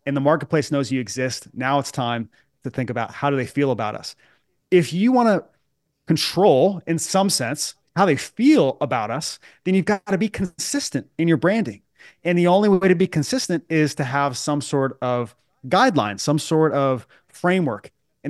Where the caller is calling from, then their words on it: Charlotte, North Carolina, United States; I'm at my home office in Charlotte, North Carolina.